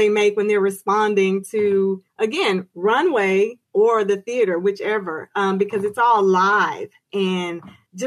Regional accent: Houston, Texas, United States; I am native Houston from Houston, Texas. I've moved, come back, but from here

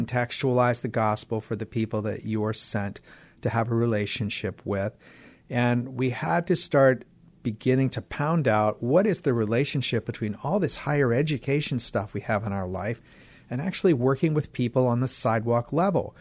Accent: Pittsburgh, Pennsylvania, United States; moved away; I grew up in Pittsburgh, Pennsylvania

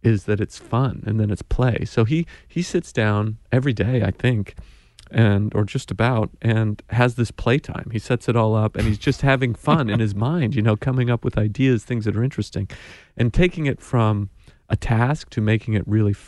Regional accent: Idaho, United States; moved away; I'm a kid from Idaho

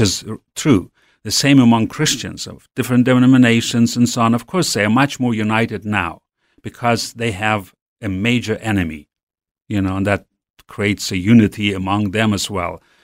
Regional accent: Western Siberia, Russia; also born or lived in Urals; I grew up in Siberia, in West Siberia

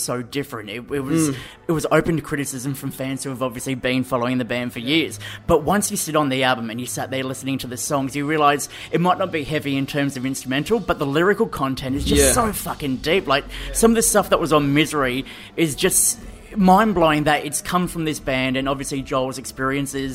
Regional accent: Gold Coast, Queensland, Australia; moved away as an adult; I grew up on the Gold Coast for 23 years

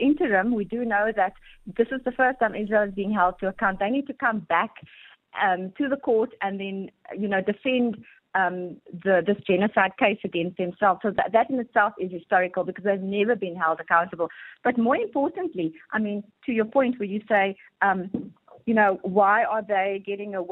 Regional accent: South Africa; as South African citizens

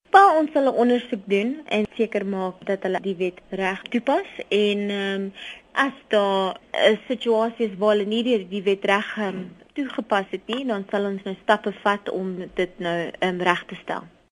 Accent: South Africa; As Suid-Afrikaners

